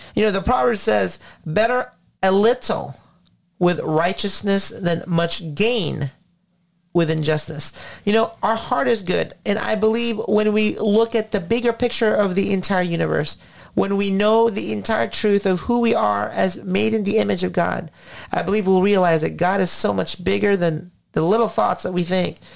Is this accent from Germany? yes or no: no; Philippines; now in United States; I came from the Philippines, 1984, when my father lost his job